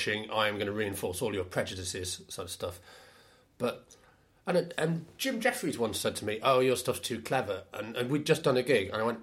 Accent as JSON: {"language": "English", "town": "Shipley", "region": "Yorkshire and the Humber", "country": "United Kingdom", "tie": "born or raised there", "also_born_or_lived": "Leeds", "said": "I was born in Leeds. I'm from West Yorkshire generally. Generally, just nowhere specific, just the moors. Yeah, I grew up in Shipley, which is sort of between Leeds and Bradford."}